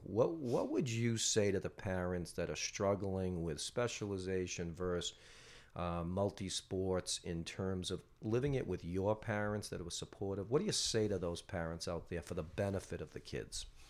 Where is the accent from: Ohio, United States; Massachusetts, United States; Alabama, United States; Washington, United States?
Massachusetts, United States; North Andover; I was from North Andover